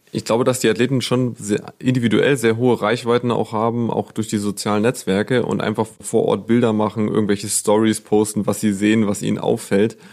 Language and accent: German; Germany; bei uns in Deutschland